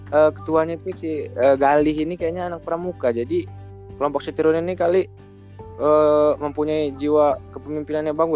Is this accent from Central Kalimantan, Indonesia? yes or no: no; Lampung, Indonesia; aku sendiri orang Lampung gitu jadi e, karena ITERA ini institut pertama negeri di Sumatera juga e, jadi aku milih yang deket aja gitu dari daerah aku